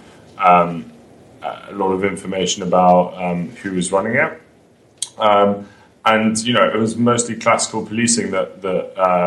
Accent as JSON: {"language": "English", "region": "London", "country": "United Kingdom", "moved": "as an adult", "lives_now": "New York, United States", "said": "I'm from London"}